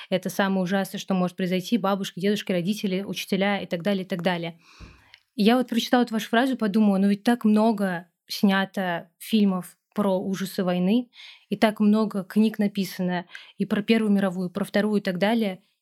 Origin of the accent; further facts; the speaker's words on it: Russia; я выросла в России, которая считается такой христианской православной страной.